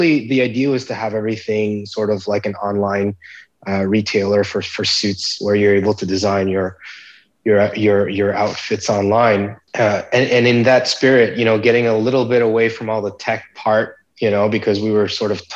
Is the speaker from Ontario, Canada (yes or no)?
no; Montreal, Quebec, Canada; I was born in Montreal in Canada